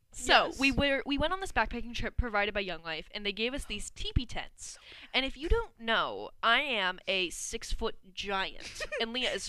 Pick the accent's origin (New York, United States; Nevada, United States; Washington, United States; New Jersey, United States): Washington, United States; south of Seattle; I tell people I'm from Seattle, but it's actually south of Seattle.